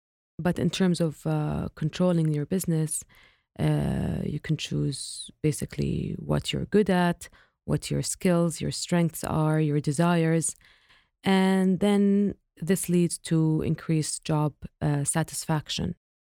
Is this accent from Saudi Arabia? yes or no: yes; Eastern Province, Saudi Arabia; I grew up not in Riyadh, in the Eastern province, and we used to visit our grandmother in her farm, which is in Al-Hasa region.